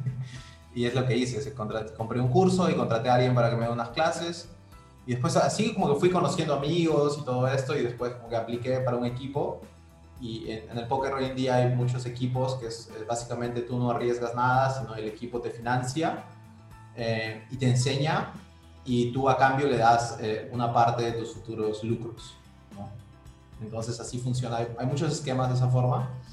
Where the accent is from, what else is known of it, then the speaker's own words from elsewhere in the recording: Trujillo, La Libertad, Peru; also born or lived in Brazil; soy de Trujillo, ¿no? Vivo acá.